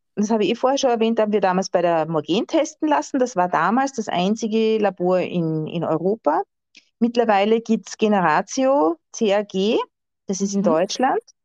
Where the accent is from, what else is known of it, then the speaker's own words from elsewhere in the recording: Austria; bei uns in Österreich